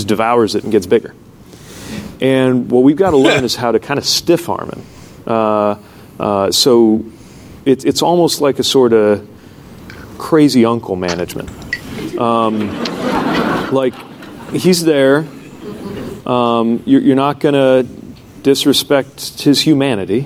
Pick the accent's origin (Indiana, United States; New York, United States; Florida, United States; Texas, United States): Indiana, United States; I'm gay. I'm from Indiana.